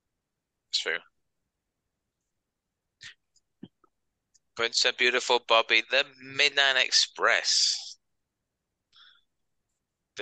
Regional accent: United Kingdom; we're British

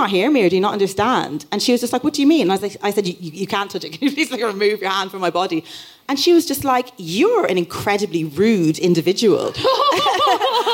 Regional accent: Dublin, Leinster, Ireland; I grew up in Dublin

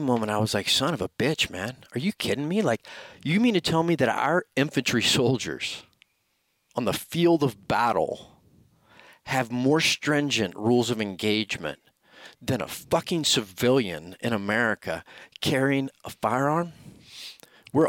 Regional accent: Florida, United States; Florida, my home state

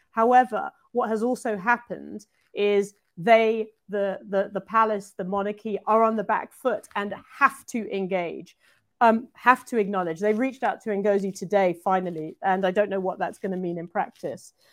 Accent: United Kingdom; I'm British

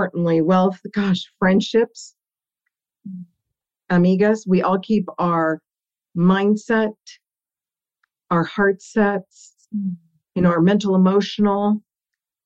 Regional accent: Burbank, California, United States; first language Italian; I am Burbank born and raised

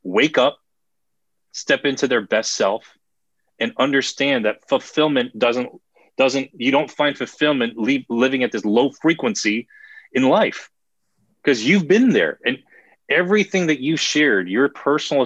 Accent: New Jersey, United States; I'm from Jersey

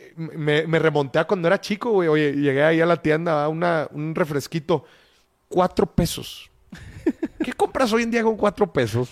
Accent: Mexico

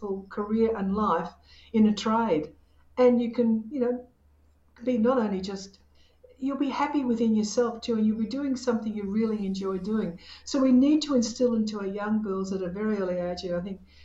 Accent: Australia; I'm not Italian. I was born in Australia to Australian parents

